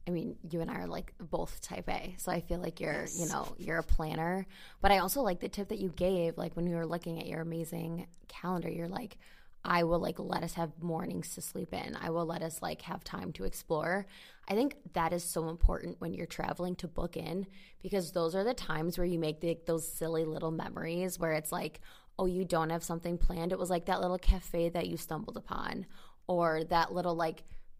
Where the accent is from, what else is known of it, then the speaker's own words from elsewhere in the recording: United States; I'm American.